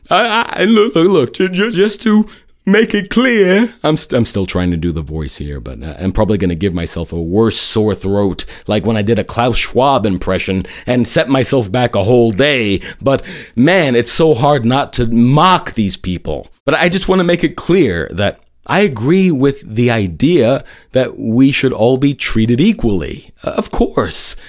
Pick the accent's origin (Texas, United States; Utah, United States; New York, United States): New York, United States; New York City; my hometown of New York City